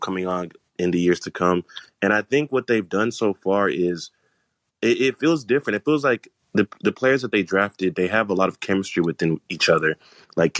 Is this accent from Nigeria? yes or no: yes; Nigeria; I'm Nigerian as well.